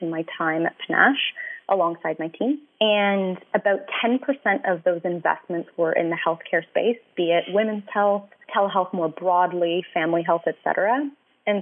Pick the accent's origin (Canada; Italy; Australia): Canada; Vancouver, British Columbia; moved away as an adult; also born or lived in Gitxsan Nation, northern British Columbia; now in Toronto, Canada; I'm originally from out west. I'm from Vancouver.